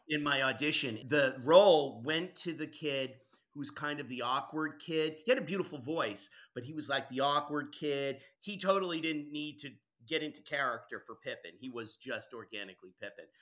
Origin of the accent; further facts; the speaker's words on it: Vermont, United States; I grew up in Vermont.